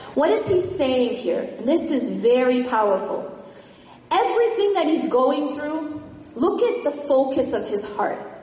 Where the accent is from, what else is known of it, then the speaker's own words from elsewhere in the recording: Midwest, United States; I grew up in the Midwest.